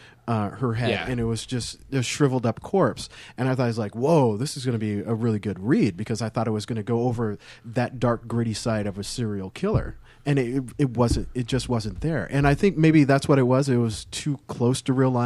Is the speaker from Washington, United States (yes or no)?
yes; Green River area, King County, Washington, United States; I grew up in the Green River area